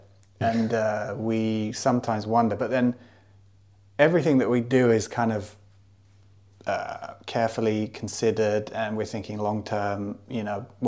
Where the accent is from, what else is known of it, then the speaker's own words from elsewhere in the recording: United Kingdom; also born or lived in Japan; being back in my home country